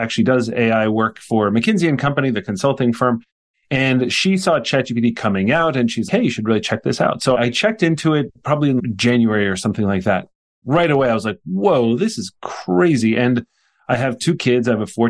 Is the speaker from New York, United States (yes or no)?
yes; Poughkeepsie, New York, United States; also born or lived in Jersey City, New Jersey / Prague / Brussels; I grew up in Poughkeepsie, New York, which is where Vassar College is in the United States in New